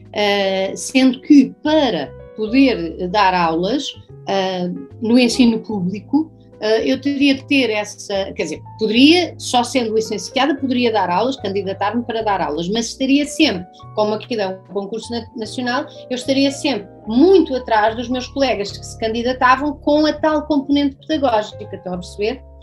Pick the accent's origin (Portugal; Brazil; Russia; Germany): Portugal; Loulé, Algarve; eu cresci aqui no Algarve, numa cidadezinha pequena chamada Lolé